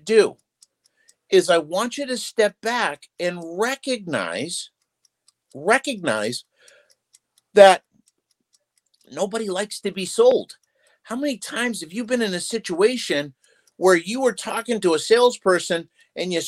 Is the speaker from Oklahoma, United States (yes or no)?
no; Massachusetts, United States; moved away; I'm from Massachusetts originally